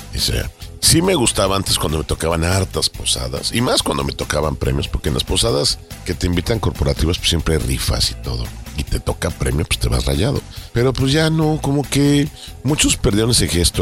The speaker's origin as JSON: {"language": "Spanish", "country": "Mexico", "said": "como mexicanos"}